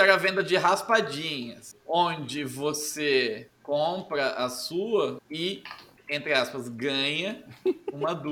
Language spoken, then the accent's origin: Portuguese; Brotas, São Paulo, Brazil; Sou natural de Brotas.